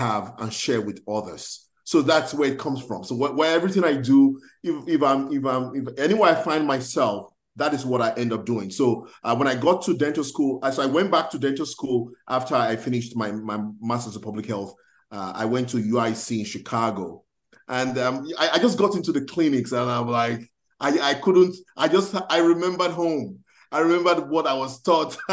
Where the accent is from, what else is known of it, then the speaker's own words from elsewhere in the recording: Nigeria; moved away as an adult; now in United States; I know I'm Nigerian.